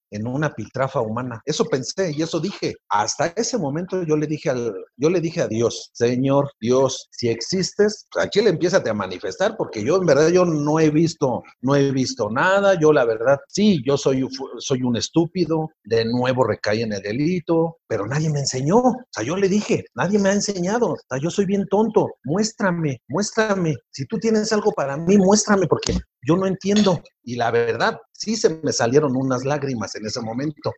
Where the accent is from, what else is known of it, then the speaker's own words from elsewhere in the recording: Mexico City, Mexico; Yo soy originario de Iztapalapa, Ciudad de México